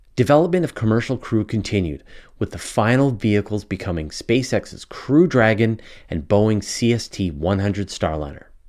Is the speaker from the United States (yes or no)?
no; Canada; accent: Canadian; my Canadian accent